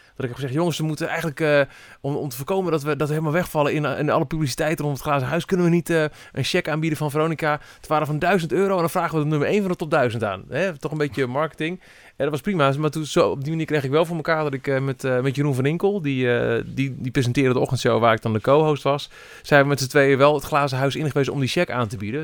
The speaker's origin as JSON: {"language": "Dutch", "area": "Twente", "region": "Overijssel", "country": "Netherlands", "said": "in mijn Twente, waar ik vandaan kom"}